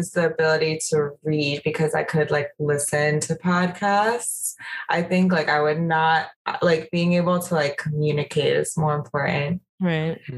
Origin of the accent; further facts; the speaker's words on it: New Jersey, United States; moved away as an adult; also born or lived in Tanzania / Spain; now in New York, United States; I've been in New York like four years now. I'm from New Jersey